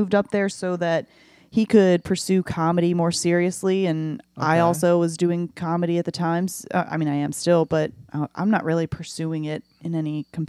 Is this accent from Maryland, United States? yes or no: yes; Arbutus, Maryland, United States; I'm originally from Baltimore. I live in Baltimore County.